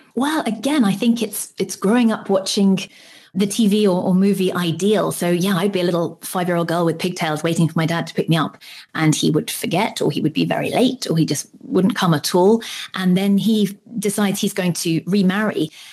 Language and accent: English; United Kingdom; I'm British